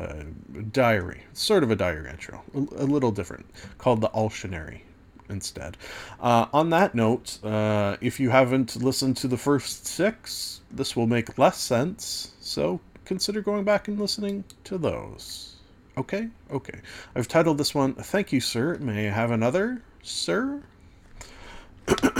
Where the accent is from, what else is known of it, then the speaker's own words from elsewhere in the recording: Canada; being Canadian